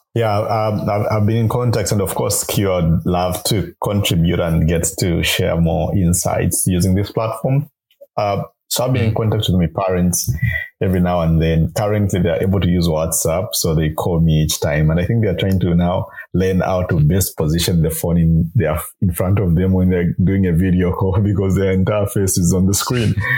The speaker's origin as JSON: {"language": "English", "town": "Kitwe", "region": "Copperbelt Province", "country": "Zambia", "tie": "born or raised there", "said": "I grew up uh, in uh, Kitwe on the copper belt province of Zambia"}